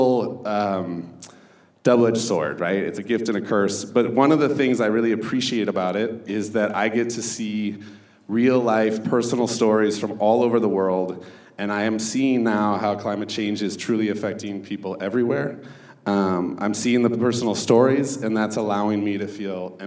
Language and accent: English; Hopkins, Minnesota, United States; I grew up in Hopkins, which is like 20 minutes outside of the cities